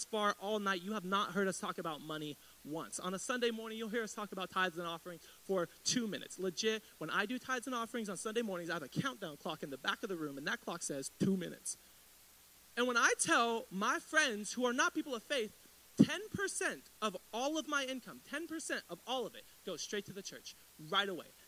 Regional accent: United States; I grew up in East Riverside

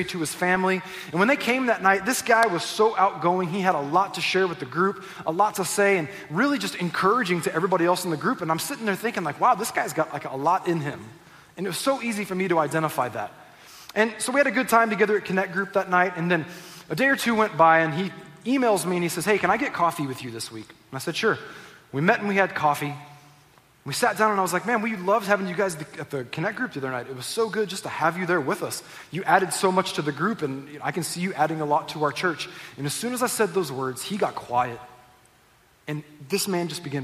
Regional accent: Southern California, United States; also born or lived in Northwest Arkansas; I was born in Northwest Arkansas. I grew up here in Southern California

